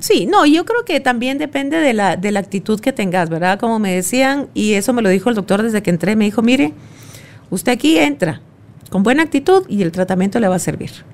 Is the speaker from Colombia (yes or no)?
no; Guatemala; como buena chapina